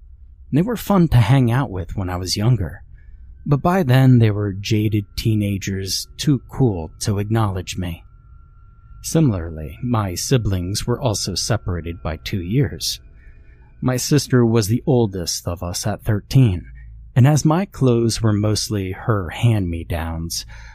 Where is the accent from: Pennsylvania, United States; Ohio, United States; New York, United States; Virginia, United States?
Ohio, United States; I grew up in Ohio, and not the American Northeast where the mall existed, but many of my grandparents and aunts and uncles lived there